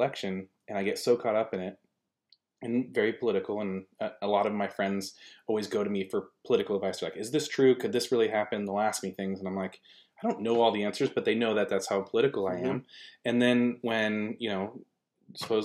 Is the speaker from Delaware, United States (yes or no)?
no; California, United States; moved away; I grew up in California